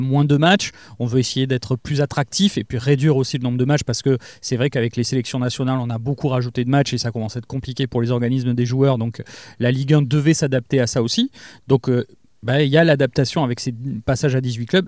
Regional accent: Lège-Cap-Ferret, Nouvelle-Aquitaine, France; j'ai grandi à Claoué, j'y ai passé mon enfance

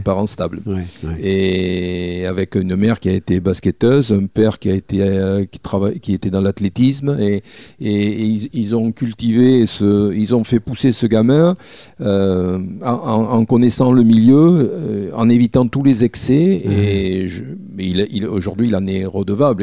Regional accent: Mont-de-Marsan, Nouvelle-Aquitaine, France; also born or lived in Bordeaux; que j'avais basé à Mont-de-Marsan parce que j'étais de Mont-de-Marsan

